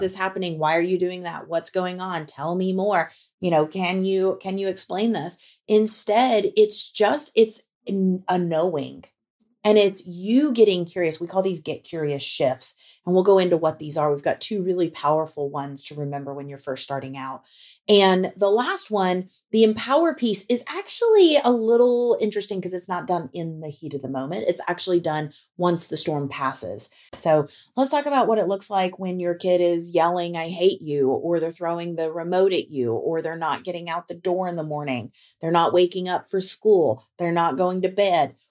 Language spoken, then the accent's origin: English; Tornado Alley, United States; moved away; I grew up in Tornado Alley. And we recently moved back to Tornado Alley